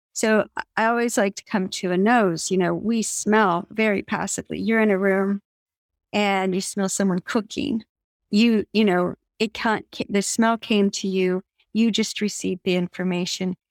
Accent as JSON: {"language": "English", "town": "Evergreen", "region": "Colorado", "country": "United States", "tie": "born or raised there", "said": "I grew up in Evergreen, Colorado, eh, which is a small mountain town west of Denver"}